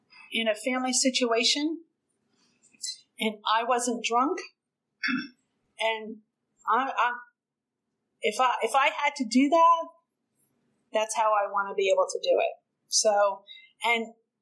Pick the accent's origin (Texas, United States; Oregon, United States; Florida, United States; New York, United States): New York, United States; New York City; moved away; also born or lived in New Jersey / Okinawa, Japan; we lived in Brooklyn, we're an Irish Catholic family.